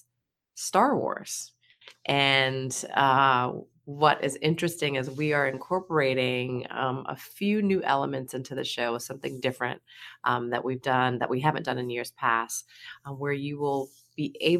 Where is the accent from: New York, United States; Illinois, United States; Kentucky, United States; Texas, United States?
New York, United States; moved away; also born or lived in Boston; I'm born and raised in New York